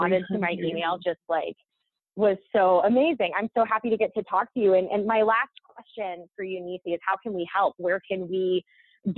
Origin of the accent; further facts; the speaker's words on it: New Mexico, United States; moved away; I'm from New Mexico originally